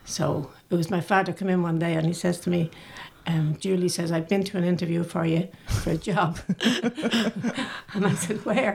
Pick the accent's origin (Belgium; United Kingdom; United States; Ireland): Ireland; Dublin, Leinster; I grew up in Canamuni Gardens and everyone knew everyone